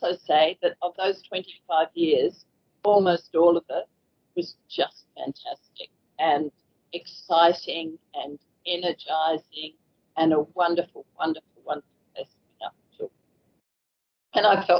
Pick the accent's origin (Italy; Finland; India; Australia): Australia; Toowoomba, Queensland; moved away as an adult; also born or lived in Kimberley / Brunette Downs; I was born in Toowoomba, I mean, it was a small country town at the time, and I did go to Pony Club